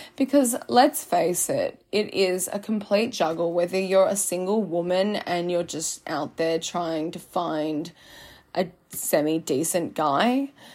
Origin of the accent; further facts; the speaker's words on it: Byron Bay, New South Wales, Australia; I'm born and raised in Byron